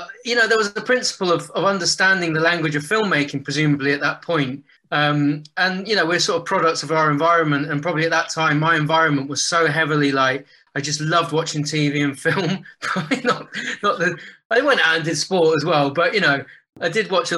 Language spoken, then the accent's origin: English; West Country, South West England, United Kingdom; moved away as an adult; now in London, United Kingdom; I grew up down in the West Country